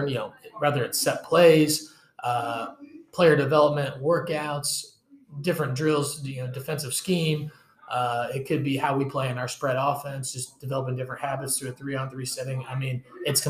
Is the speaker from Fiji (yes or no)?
no; Peoria, Illinois, United States; I'm from Peoria, Illinois.